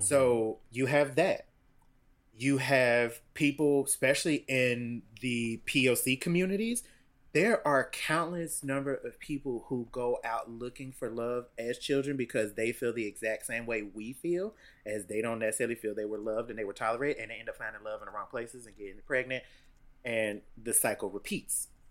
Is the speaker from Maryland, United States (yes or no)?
no; Cincinnati, Ohio, United States; I grew up in Cincinnati, Ohio